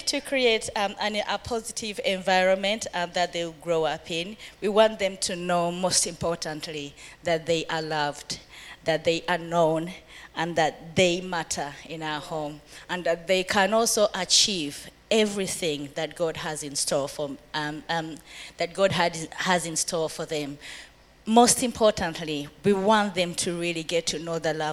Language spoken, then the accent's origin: English; Uganda; moved away as an adult; now in United Kingdom; I grew up in Uganda, been in the UK. It's going to be actually 20 years next year.